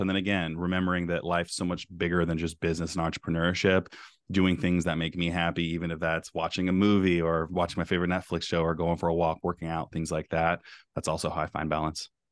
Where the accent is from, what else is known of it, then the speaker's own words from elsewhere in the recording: Bay Area, California, United States; now in Beaverton, Oregon, United States; I'm from the Bay Area.